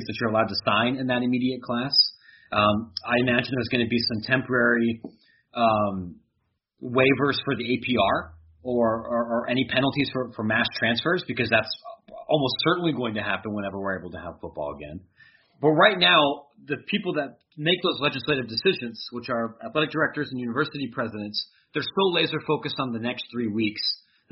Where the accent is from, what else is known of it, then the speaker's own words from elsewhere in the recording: near Columbus, Ohio, United States; now in Chicago, United States; I grew up near Columbus